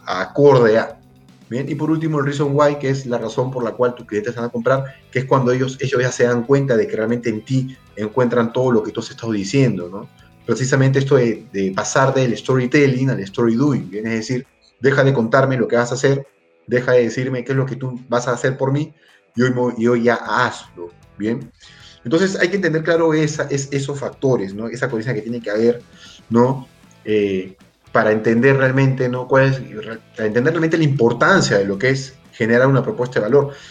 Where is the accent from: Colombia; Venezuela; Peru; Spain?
Peru